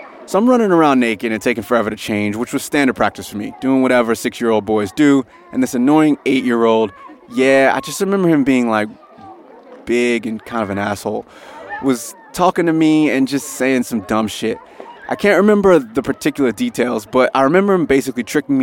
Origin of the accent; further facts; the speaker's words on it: United States; now in Sydney, Australia; I live here in Sydney, Australia. I'm obviously from America originally.